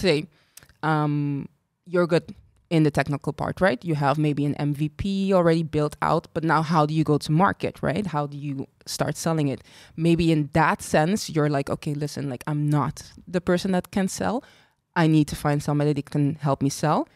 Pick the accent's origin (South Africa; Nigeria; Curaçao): Curaçao; moved away as an adult; also born or lived in Equatorial Guinea / Ireland / Spain; I'm from Curacao as well, very born and raised proud Caribbean girl.